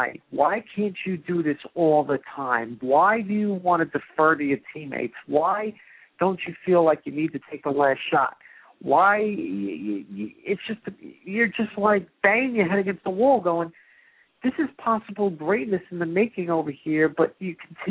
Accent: New York, United States; I am from the Northeast, I'm from New York

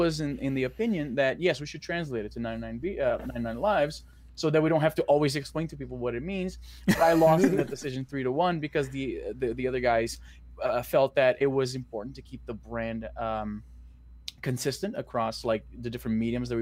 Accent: Brazil; which is in Portuguese because I'm from Brazil.

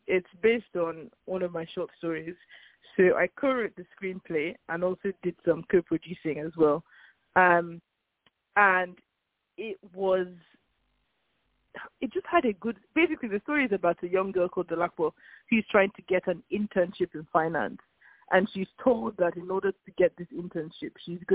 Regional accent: Lagos, Nigeria; now in London, United Kingdom; We grew up in Nigeria, in Lagos.

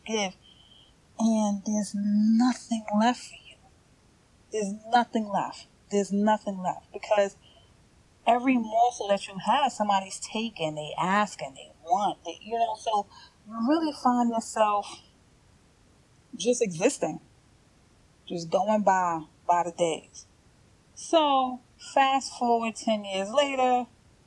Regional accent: New York City, New York, United States; moved away; I'm from New York. I'm from Brooklyn.

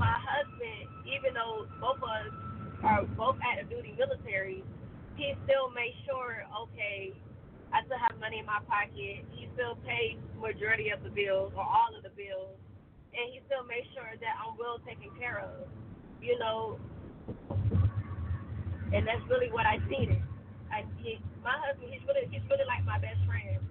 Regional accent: Georgia, United States; I'm from Georgia. I'm from the South.

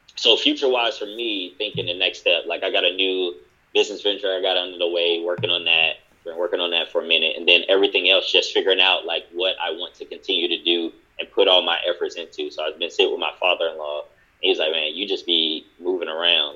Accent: Durham, North Carolina, United States; I'm from Durham as well

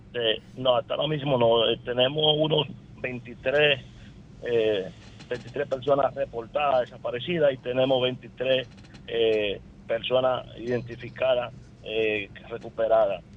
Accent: La Romana, Dominican Republic; yo soy de la Romana

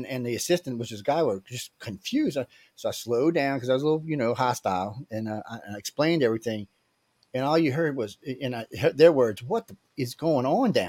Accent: New Orleans, Louisiana, United States; I am from New Orleans

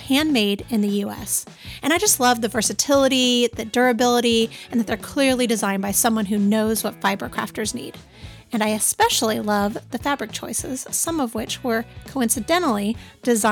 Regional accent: Torrance, California, United States; moved away; I grew up in Torrance

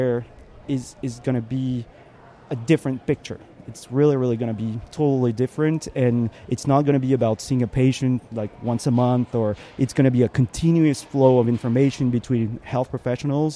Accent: Strasbourg, Grand Est, France; I do a thing called Strasbourrug in my hometown

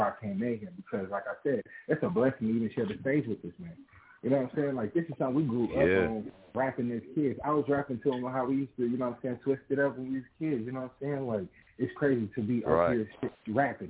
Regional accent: Kansas City, Kansas, United States; I'm from Kansas, you know, I'm from the Kansas side of Kansas City

